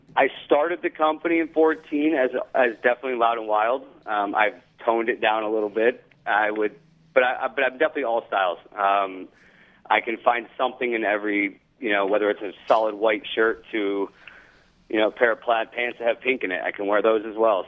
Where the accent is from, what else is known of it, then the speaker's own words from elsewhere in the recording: Los Angeles, California, United States; now in Florida, United States; Grew up in Los Angeles, live in Florida